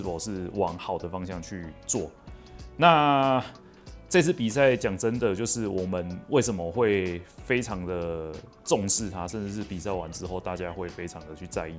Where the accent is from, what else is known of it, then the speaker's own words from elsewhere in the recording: Kaohsiung, Taiwan; 那我本身是高雄市人。 那从小到大，除了念大学，其实就是都一路在高雄土生土长，就是很 local 的高雄人就对了